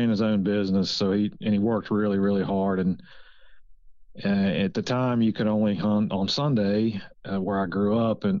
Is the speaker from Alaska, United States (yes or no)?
no; Virginia, United States; moved away as an adult; also born or lived in Mississippi / Louisiana; now in Georgia, United States; I grew up in Virginia, just a suburban kid that hunted with his dad on the weekends